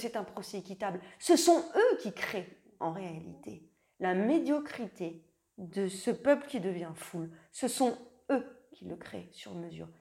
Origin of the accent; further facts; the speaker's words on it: Lorraine, Grand Est, France; je viens de Lorraine en Lorraine, en 45.